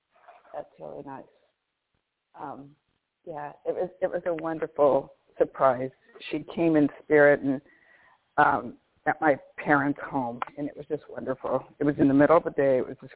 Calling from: Orange, California, United States; I'm calling from Orange, California.

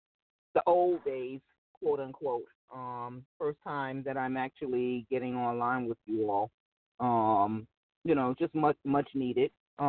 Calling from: Atlanta, Georgia, United States; Hey, this is …. I'm in Atlanta right now.

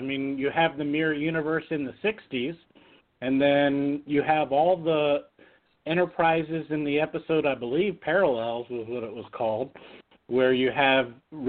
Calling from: Las Vegas, Nevada, United States; from Vegas.

